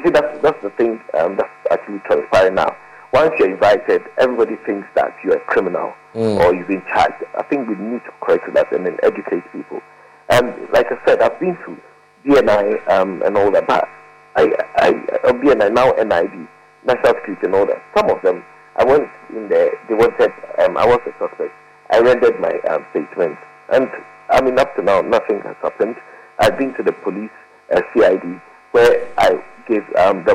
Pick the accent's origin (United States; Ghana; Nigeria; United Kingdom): Ghana; as a Ghanaian